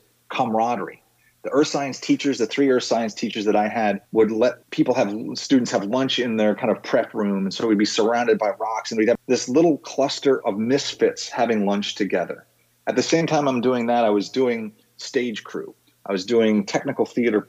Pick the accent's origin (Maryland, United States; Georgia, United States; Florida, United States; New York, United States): New York, United States; Bedford; moved away as an adult; now in Washington, D.C., United States; I grew up in Bedford, New York, Westchester County, about an hour north of New York City